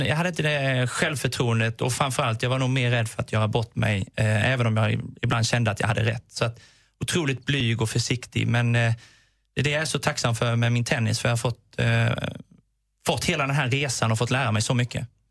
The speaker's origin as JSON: {"language": "Swedish", "region": "Småland", "country": "Sweden", "said": "Jag är smålänning, jag fick den gratis"}